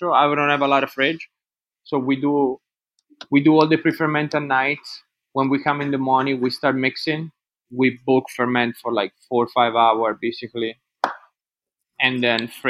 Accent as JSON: {"language": "English", "town": "Pistoia", "region": "Tuscany", "country": "Italy", "moved": "yes", "said": "I'm from Pistoia. It's, like, 15 minutes from Florence"}